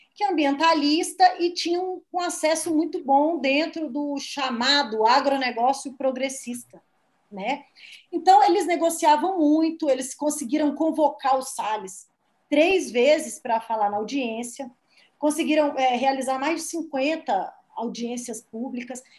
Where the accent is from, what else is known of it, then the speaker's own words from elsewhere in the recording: Minas Gerais, Brazil; moved away; eu sou lá de Minas